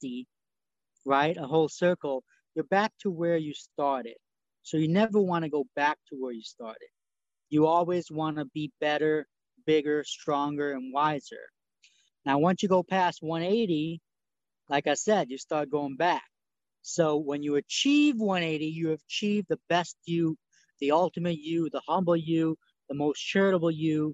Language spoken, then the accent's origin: English; New York, United States; English is a second language; now in Tennessee, United States; I'm from New York. I currently live in Tennessee